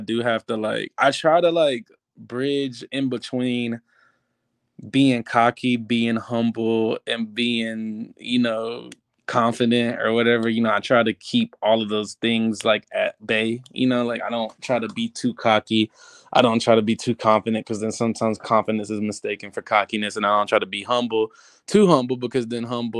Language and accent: English; Georgia, United States; moved away as an adult; now in Los Angeles, United States; from Georgia